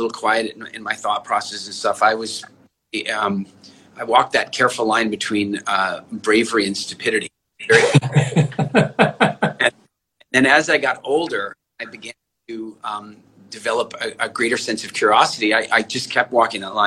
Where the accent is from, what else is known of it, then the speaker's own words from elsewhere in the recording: Canada; moved away; also born or lived in South Africa / England; I'm originally from South Africa, but I grew up largely in Canada